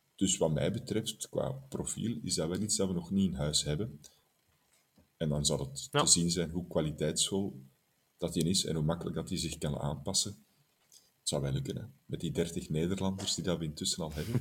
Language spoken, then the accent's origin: Dutch; Belgium; wij als Belgen